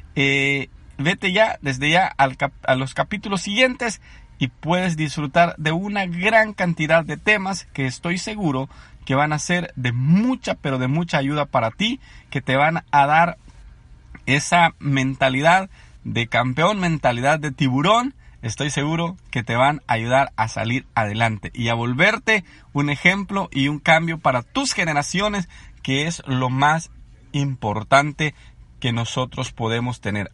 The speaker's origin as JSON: {"language": "Spanish", "country": "El Salvador", "tie": "born or raised there", "moved": "as an adult", "lives_now": "Anaheim, United States", "said": "soy originario del Salvador. soy un inmigrante en Estados Unidos."}